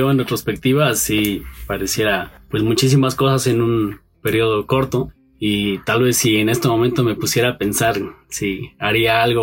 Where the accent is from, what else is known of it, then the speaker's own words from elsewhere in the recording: Pachuca, Hidalgo, Mexico; born there; also born or lived in State of Mexico; now in Mexico City, Mexico; tengo 30 años, nací en la ciudad de Pachuca, en Hidalgo, eh, rápidamente me vine aquí a vivir al Estado de México primero